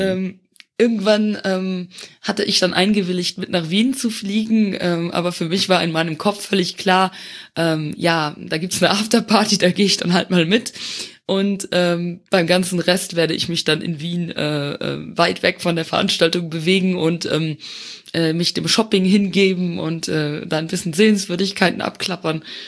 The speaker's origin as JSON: {"language": "German", "country": "Luxembourg", "tie": "born or raised there", "also_born_or_lived": "Eifel, Germany", "moved": "as an adult", "lives_now": "Germany"}